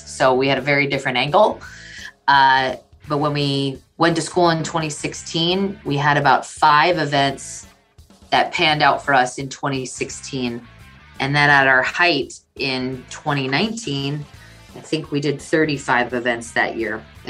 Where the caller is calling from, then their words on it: Bismarck, North Dakota, United States; I am chiming in from Bismarck, North Dakota.